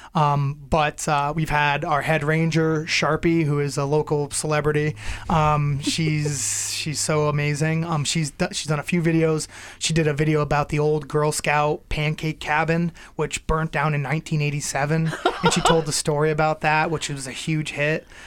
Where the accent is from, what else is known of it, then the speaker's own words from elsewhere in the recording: Ludlow, Massachusetts, United States; now in Belchertown, United States; I grew up in Western Massachusetts. I'm from Ludlow. I live in Belchertown now